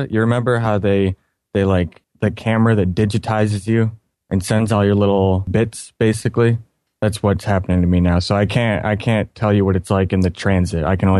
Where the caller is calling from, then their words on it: Michigan, United States; Well, Michigan.